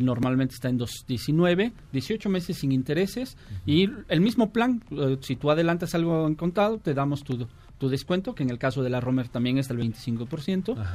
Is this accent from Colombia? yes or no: no; Toluca, State of Mexico, Mexico; yo soy de Toluca, vivo, allá, viajo diario hasta Toluca